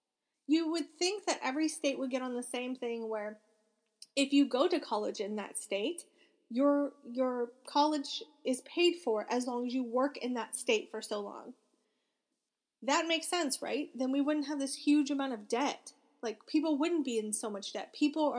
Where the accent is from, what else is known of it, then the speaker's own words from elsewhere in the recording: Florida, United States; We are from Florida, but we don't want to go back to Florida.